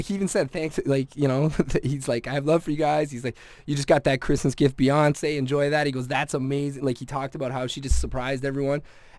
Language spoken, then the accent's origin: English; Scotland, United Kingdom; I mean, I'm Scottish, so I know kilts and stuff.